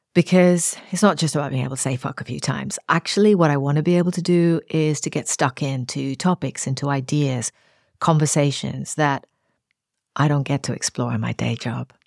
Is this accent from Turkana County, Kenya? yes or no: no; Nairobi, Kenya; I grew up on the outskirts of Nairobi on the edge of a coffee plantation.